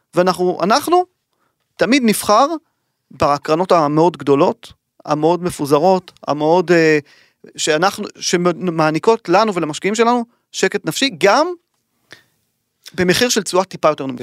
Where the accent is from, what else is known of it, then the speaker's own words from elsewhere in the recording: Israel; לנו כישראלים